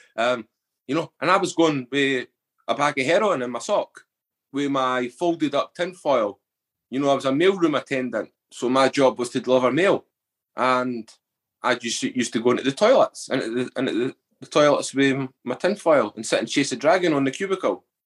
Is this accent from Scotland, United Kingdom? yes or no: yes; Edinburgh, Scotland, United Kingdom; I was brought up in the East Coast, Edinburgh